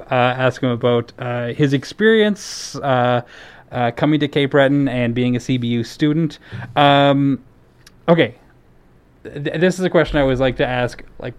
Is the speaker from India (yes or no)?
yes; India; I'm looking for an apartment with two other girls. I'm from India.